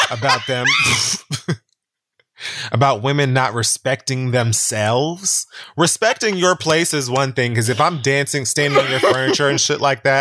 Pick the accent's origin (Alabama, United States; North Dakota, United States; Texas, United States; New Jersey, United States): Texas, United States; Dallas; This is a Dallas record. I'm from Dallas, bitch.